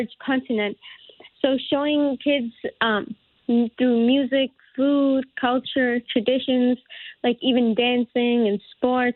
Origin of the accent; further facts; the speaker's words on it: Newtown, Connecticut, United States; grow up here in Newtown